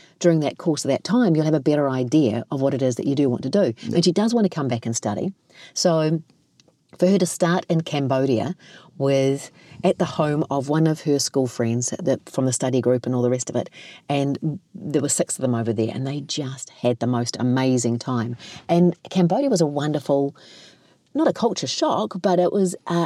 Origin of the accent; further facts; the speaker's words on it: Kaikohe, Northland, New Zealand; growing up in Kaikoi, and although this is Māori and Tongan